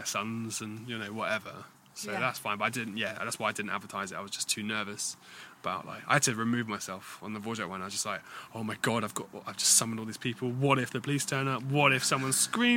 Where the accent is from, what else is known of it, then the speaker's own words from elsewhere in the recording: United Kingdom; we're British.